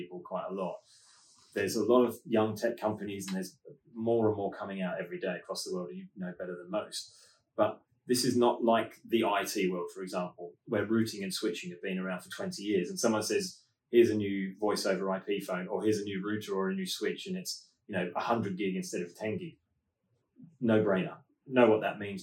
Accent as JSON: {"language": "English", "country": "Australia", "said": "being Australian"}